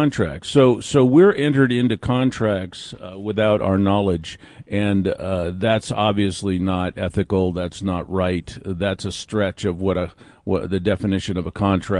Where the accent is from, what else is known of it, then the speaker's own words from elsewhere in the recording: California, United States; I'm from California